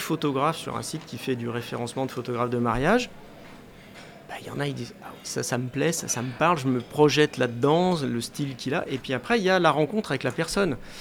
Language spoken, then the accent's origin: French; Paris, Île-de-France, France; j'habitais la région parisienne à l'époque, parce que je suis né à Paris, voilà, c'est... Je suis un Parisien pur sucre à l'origine.